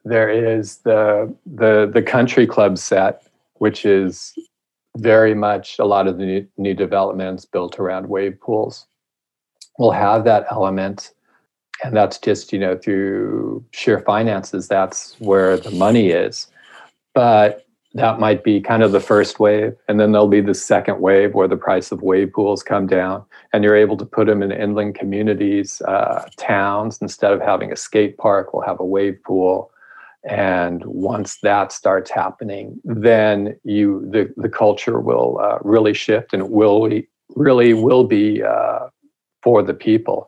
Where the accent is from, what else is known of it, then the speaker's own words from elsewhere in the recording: Huntington Beach, California, United States; moved away; also born or lived in San Francisco; I grew up in Huntington Beach in Southern California